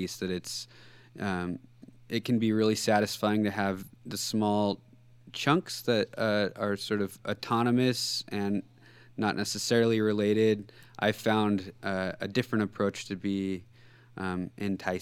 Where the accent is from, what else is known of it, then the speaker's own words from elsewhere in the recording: Central Coast California, United States; moved away as an adult; now in Seattle, United States; I grew up in Central Coast California